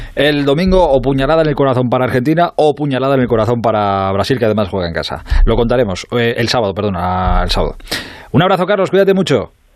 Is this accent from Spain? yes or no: yes; Spain; como españoles y compatriotas de Rafa Nadal